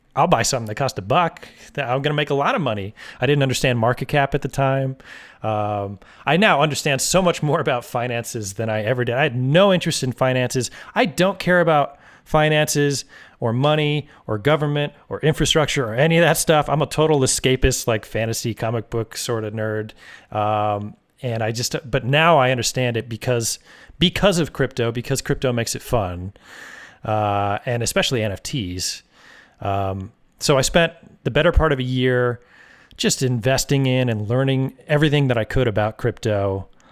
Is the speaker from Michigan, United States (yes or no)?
no; Oregon, United States; moved away as an adult; also born or lived in San Francisco Bay Area, California / Los Angeles, California / Missoula, Montana; I grew up in Oregon